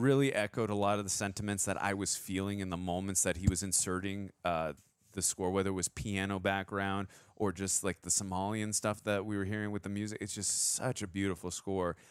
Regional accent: United States; as an American

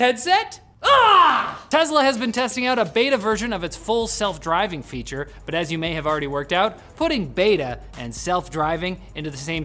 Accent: Canada; We're Canadian

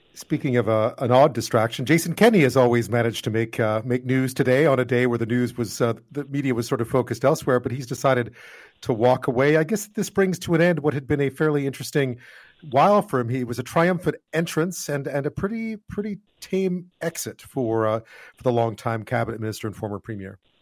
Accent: Quebec, Canada; moved away; I grew up in Quebec

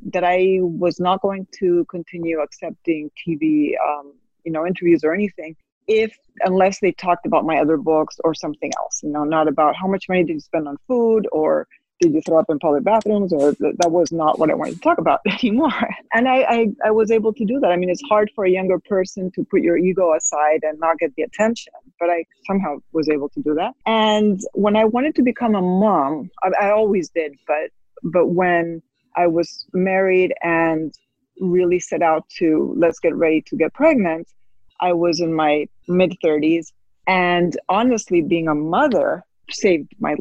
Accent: Spain; I was raised in Spain

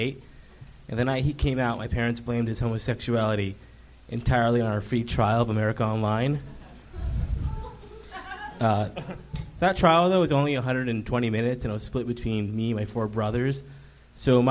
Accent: near Temecula, Southern California, United States; now in Los Angeles, United States; I'm from Southern California, but not L.A.

